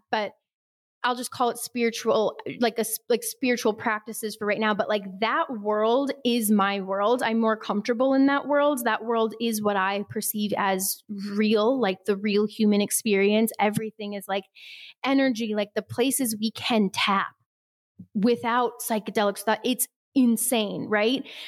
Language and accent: English; Midwest, United States; we're both from the Midwest